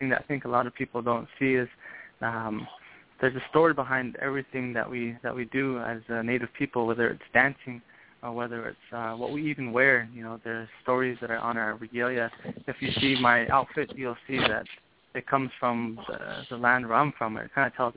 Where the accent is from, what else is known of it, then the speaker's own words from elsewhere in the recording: Arizona, United States; I'm born and raised in Arizona